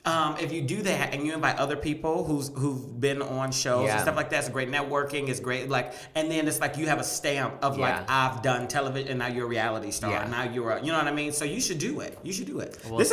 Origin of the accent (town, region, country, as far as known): Michigan, United States